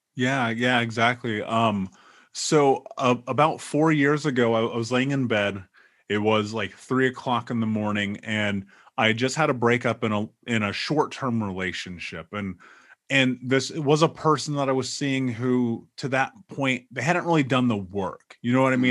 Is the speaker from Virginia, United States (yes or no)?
no; Indianapolis, Indiana, United States; moved away; I grew up in Indianapolis